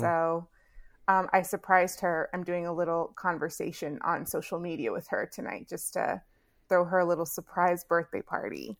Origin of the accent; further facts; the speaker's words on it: Houston, Texas, United States; now in Chicago, United States; Born and raised in Houston